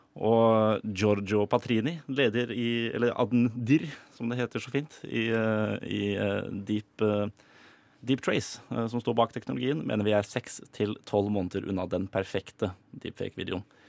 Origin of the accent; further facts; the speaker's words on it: Drøbak, Akershus, Norway; jeg kommer fra Drøbak